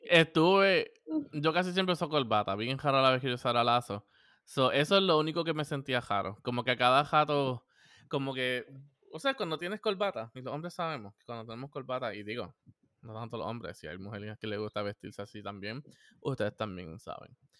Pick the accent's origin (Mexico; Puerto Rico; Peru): Puerto Rico; somos boricua